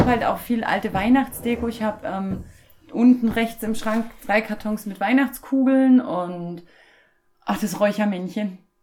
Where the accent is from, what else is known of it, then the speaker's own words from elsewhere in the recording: former East Germany, Germany; moved away; Ich komme ja aus der ursprünglich aus der ehemaligen DDR